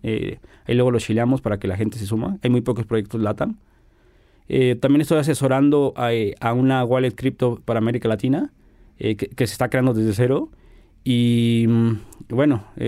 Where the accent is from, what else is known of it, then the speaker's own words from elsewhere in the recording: Mexico; como buen mexicano